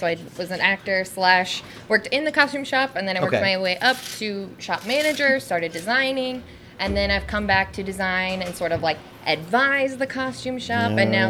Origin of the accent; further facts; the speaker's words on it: Elmwood, Nebraska, United States; I'm originally from Elmwood, Nebraska.